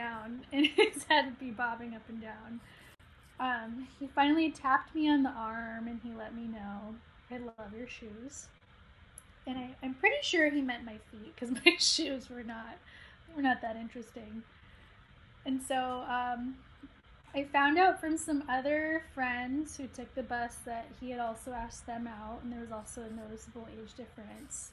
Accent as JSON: {"language": "English", "town": "Dallas", "region": "Texas", "country": "United States", "tie": "born or raised there", "said": "I'm from Dallas, Texas"}